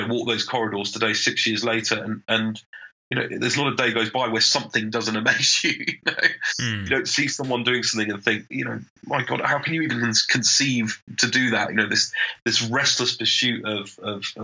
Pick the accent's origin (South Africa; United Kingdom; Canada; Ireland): United Kingdom; as a Brit, I'm talking now, not just the Rolls-Royce person